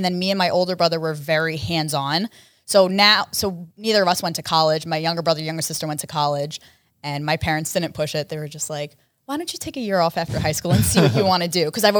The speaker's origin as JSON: {"language": "English", "town": "Allentown", "region": "Pennsylvania", "country": "United States"}